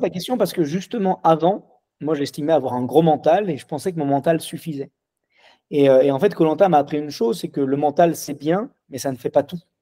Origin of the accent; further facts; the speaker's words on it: Lyon, Auvergne-Rhône-Alpes, France; je suis lyonnais